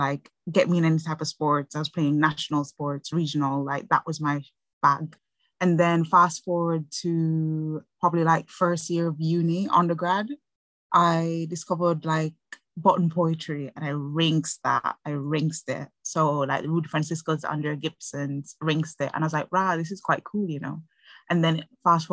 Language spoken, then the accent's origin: English; Jamaica; now in Aylesbury, United Kingdom; I was born and raised in Jamaica. Moved over to England about 12 years ago.